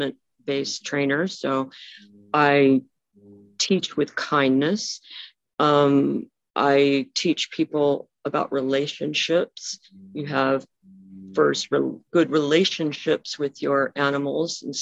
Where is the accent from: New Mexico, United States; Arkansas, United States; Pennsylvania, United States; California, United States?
California, United States; Monrovia; also born or lived in Glendora, California; I grew up in Monrovia, California, which is very close to Glendora